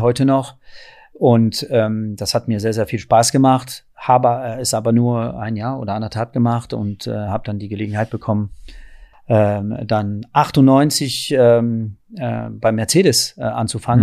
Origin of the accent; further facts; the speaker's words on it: France; also born or lived in countryside (unspecified); now in Berlin, Germany; da bin ich wirklich der typische Franzose